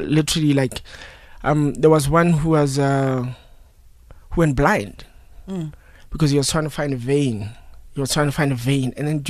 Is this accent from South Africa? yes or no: yes; Phalaborwa, Limpopo, South Africa; now in Johannesburg, South Africa; I'm from Phalaborwa.